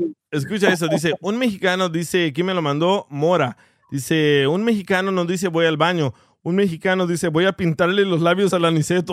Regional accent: El Salvador; moved away; soy salvadoreño

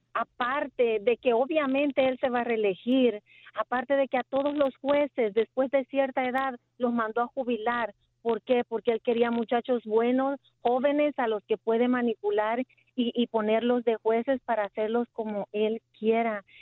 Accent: El Salvador; moved away

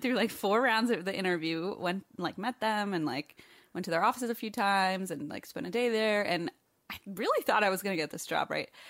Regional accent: Ohio, United States; moved away; my home state

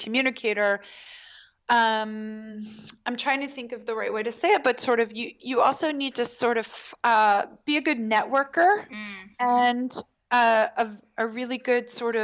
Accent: Baltimore, Maryland, United States; I grew up in Baltimore

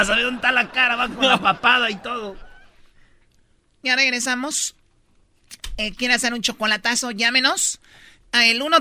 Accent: Mexico

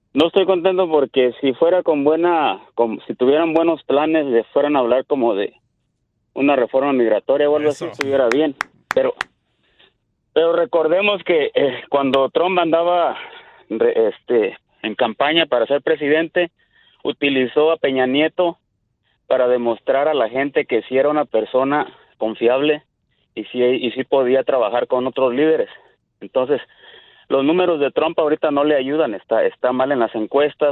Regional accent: Tepetongo, Zacatecas, Mexico; Buenavista, Tepetongo, de Zacatecas

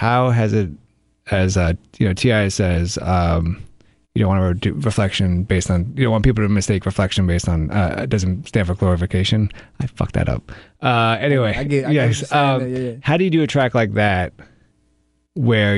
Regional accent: New York, United States; As a New Yorker

